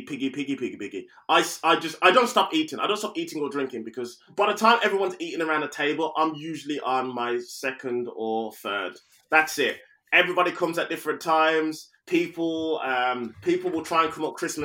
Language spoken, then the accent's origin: English; United Kingdom; I may have Jamaican heritage and whatnot, but mate, I am British